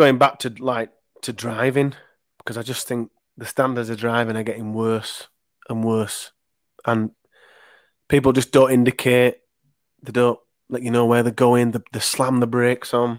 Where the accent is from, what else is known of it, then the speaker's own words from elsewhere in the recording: Leeds, Yorkshire and the Humber, United Kingdom; I'm from Leeds